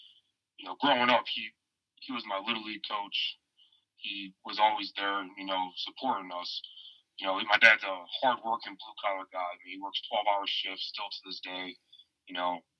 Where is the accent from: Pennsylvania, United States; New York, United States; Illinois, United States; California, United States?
Illinois, United States; Morris; moved away as an adult; also born or lived in New Haven, Connecticut; now in Lake Charles, United States; I'm from up north, so I'm from this great state of Illinois. I grew up in Morris, Illinois